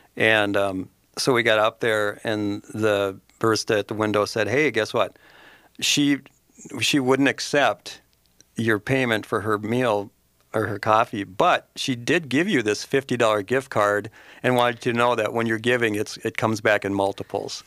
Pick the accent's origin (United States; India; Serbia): United States; Mounds View, Minnesota; now in Forest Lake, United States; I grew up in Moundsview